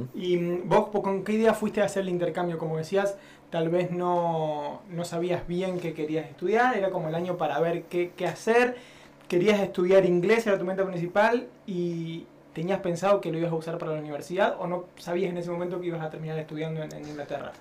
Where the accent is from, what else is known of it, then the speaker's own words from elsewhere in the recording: Argentina; now in London, United Kingdom; soy un periodista argentino viviendo en Londres